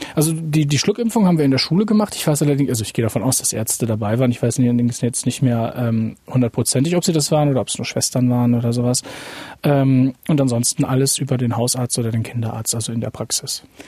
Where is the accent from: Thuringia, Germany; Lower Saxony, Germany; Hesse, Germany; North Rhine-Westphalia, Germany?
Lower Saxony, Germany; Lingen; moved away; Lingen ist eigentlich Stadtgebiet. Wir wohnen, ich bin am Stadtrand aufgewachsen